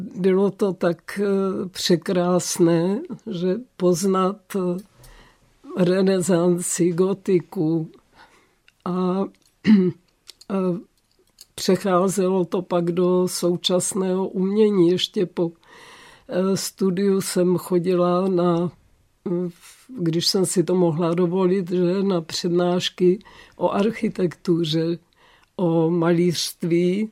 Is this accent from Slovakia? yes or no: no; Olomouc, Olomouc Region, Czechia; jsem se narodila v Olomouci